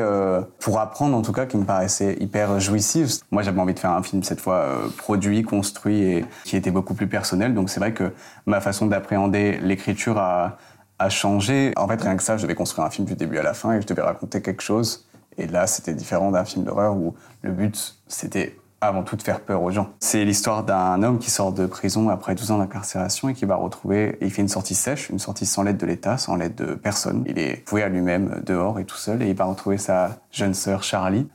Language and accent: French; Provence-Alpes-Côte d'Azur, France; Je viens du sud de la France, des Alpes-Maritimes, euh, à la campagne.